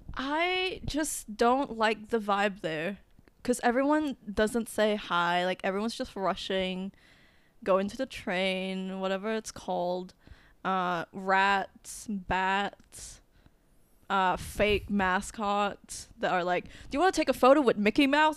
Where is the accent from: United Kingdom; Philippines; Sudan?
Philippines; moved away; I would go back to the Philippines, like my hometown